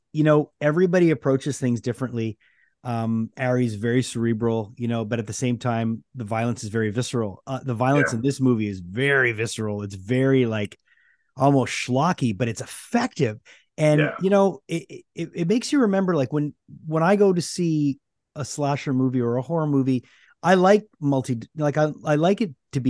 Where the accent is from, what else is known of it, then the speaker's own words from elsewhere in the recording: Canada; we're Canadian